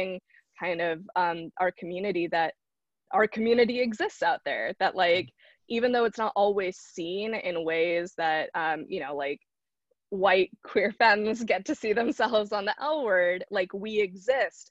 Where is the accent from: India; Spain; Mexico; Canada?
India; South India; I'm from Southern India